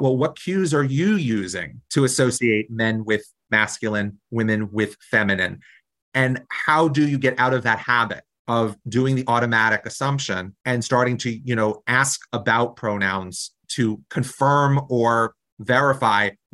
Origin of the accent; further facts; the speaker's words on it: New Jersey, United States; I come from New Jersey, a really progressive state